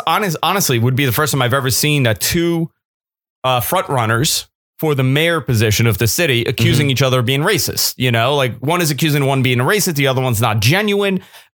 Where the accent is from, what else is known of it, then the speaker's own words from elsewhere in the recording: New York, United States; being a New Yorker, this is a very important city in the world.